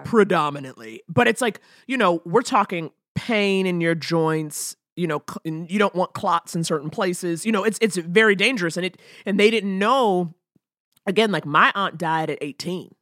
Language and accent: English; New York, United States; also born or lived in Detroit; now in Los Angeles, United States; I'm growing up in New York, summers in Detroit.